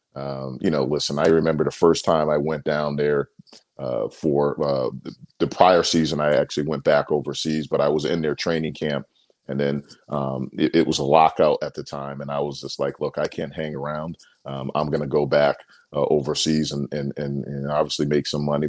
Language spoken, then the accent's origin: English; Bristol, Connecticut, United States; I'm originally from Bristol, Connecticut